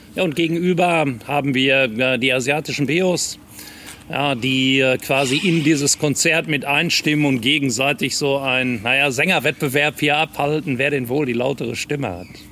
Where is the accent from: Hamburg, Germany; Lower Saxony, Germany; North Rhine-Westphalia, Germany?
North Rhine-Westphalia, Germany; Bochum; also born or lived in Regensburg; ich bin gebürtiger Bochumer